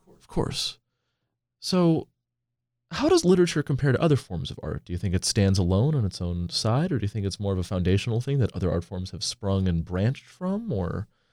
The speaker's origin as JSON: {"language": "English", "town": "Portland", "region": "Oregon", "country": "United States", "moved": "yes", "said": "I'm from Portland, Oregon originally"}